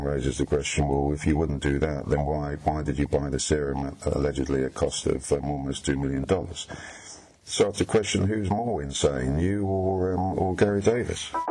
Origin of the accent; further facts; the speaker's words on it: United Kingdom; I'm a British journalist